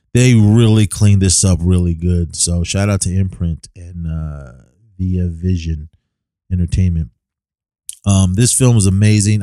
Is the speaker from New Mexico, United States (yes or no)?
no; Oakland, California, United States; my hometown. uh, in Oakland, California.